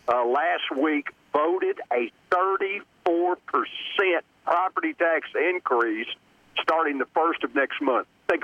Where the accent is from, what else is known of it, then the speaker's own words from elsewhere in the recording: Texas, United States; even though I was born in Texas.